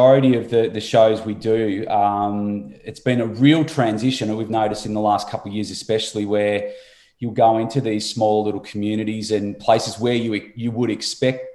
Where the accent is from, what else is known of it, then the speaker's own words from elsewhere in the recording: Turners Beach, Tasmania, Australia; also born or lived in Launceston, Australia; now in Gold Coast, Australia; I was born in Launceston, grew up on the northwest coast, a little place called Turner's Beach